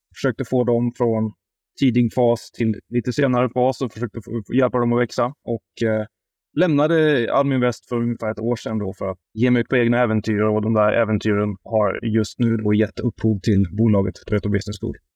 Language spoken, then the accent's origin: Swedish; Värmland, Sweden; also born or lived in Stockholm; now in Huddinge, Sweden; jag är värmlänning